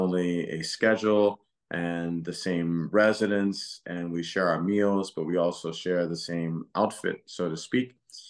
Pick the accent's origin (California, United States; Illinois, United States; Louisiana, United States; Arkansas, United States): Louisiana, United States; and three are from Texas, and I'm from Louisiana.